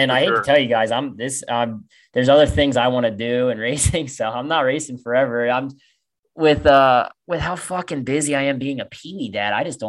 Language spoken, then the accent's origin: English; Pennsylvania, United States; I grew up with Cam in Pennsylvania